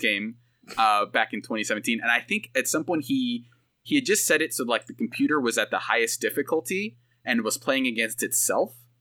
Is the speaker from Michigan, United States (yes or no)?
no; Bay Area, California, United States; I'm from the Bay Area